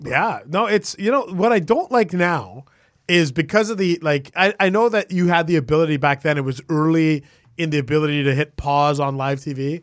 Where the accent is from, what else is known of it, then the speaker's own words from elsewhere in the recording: Vancouver, British Columbia, Canada; moved away; I grew up in Vancouver